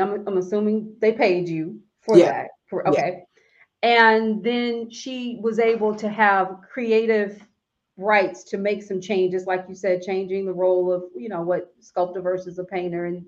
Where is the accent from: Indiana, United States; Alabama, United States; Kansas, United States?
Alabama, United States; also born or lived in Maryland; I'm a Southern girl. So, you know, I'm from Alabama.